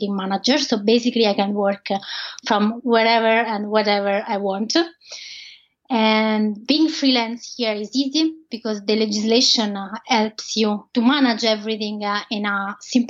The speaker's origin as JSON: {"language": "English", "country": "Italy", "second_language": "English", "moved": "as an adult", "lives_now": "Ireland", "said": "all my Italian recipes"}